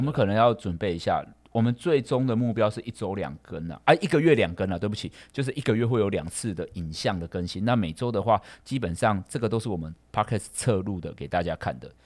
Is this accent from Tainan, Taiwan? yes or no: no; Kaohsiung, Taiwan; 因为我们是高雄人嘛